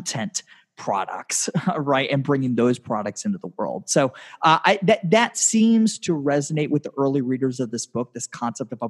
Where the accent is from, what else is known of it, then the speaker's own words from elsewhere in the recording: Tampa, Florida, United States; my hometown of Tampa